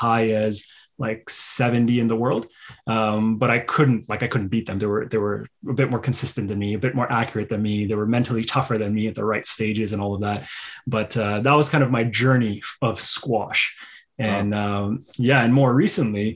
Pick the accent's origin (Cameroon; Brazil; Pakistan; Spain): Pakistan; moved away; I'm originally from Pakistan